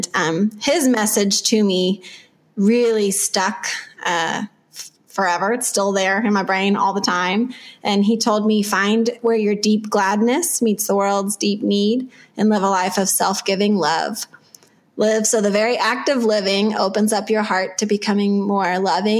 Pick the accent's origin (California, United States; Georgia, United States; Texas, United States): Texas, United States; I grew up in Texas